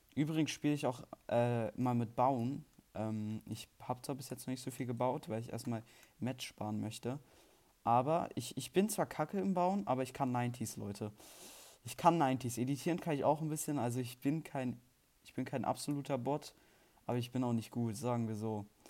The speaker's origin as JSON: {"language": "German", "country": "Germany", "said": "Ich bin Deutscher und Schweizer Staatsbürger"}